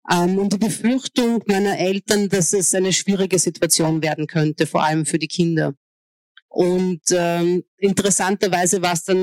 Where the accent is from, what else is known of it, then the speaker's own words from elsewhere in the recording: Hungary; born there; also meine, meine Mutter ist Ungarin, mein Vater ist Ägypter und ich bin in Ungarn geboren. Und ich war, bis ich 17 war, war ich ungarische Staatsbürgerin.